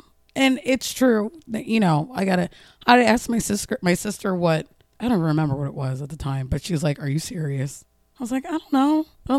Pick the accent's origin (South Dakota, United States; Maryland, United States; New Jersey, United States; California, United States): New Jersey, United States; moved away as an adult; now in Baltimore, United States; I'm originally from New Jersey. I moved to Baltimore 4 years ago now.